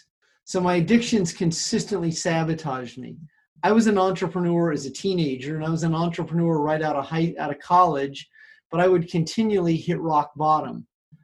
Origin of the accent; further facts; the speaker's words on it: between Omaha, Nebraska and Kansas City, Missouri, Midwest, United States; moved away as an adult; also born or lived in Los Angeles; now in California, United States; I'm a Midwestern boy originally from right between Omaha, Nebraska and Kansas City, Missouri. I've lived in California for the last 35 years, but I grew up in the Midwest